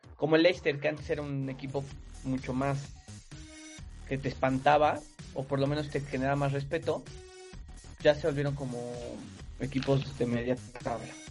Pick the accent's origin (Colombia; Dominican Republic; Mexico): Mexico; somos mexicanos